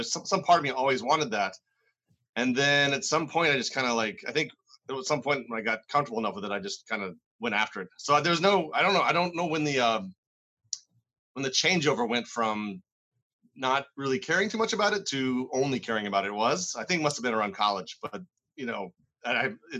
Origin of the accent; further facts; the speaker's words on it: Maryland, United States; moved away as an adult; now in New England, United States; I grew up in Maryland